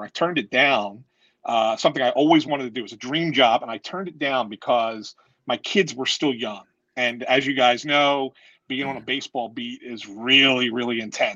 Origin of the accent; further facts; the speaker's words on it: Philadelphia, Pennsylvania, United States; I grew up in Philly. I've been a journalist down here since 1997